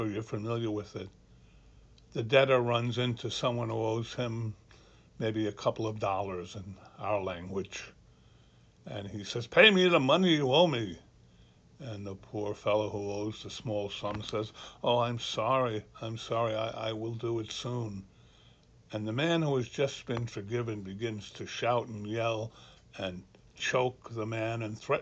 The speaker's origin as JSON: {"language": "English", "country": "Ireland", "moved": "yes", "lives_now": "Annapolis, United States", "said": "Being an Irishman"}